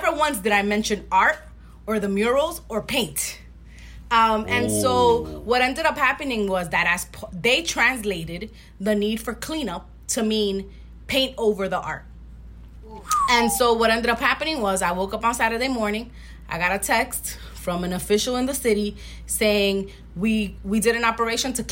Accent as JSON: {"language": "English", "town": "New York City", "region": "New York", "country": "United States", "tie": "born or raised there", "said": "I grew up in Washington Heights in the 90s"}